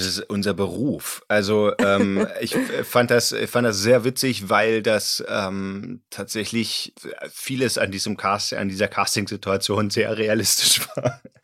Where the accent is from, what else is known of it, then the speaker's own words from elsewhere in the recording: Berlin, Germany; Ich komme aus Ostberlin